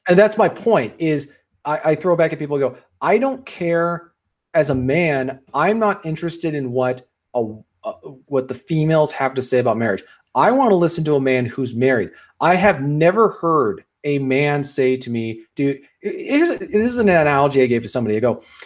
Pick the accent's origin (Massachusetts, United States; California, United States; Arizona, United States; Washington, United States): Washington, United States; born or raised there